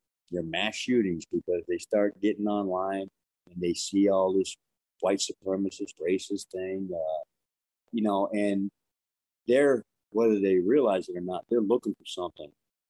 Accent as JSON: {"language": "English", "town": "New York City", "region": "New York", "country": "United States", "tie": "born or raised there", "said": "growing up in Brooklyn"}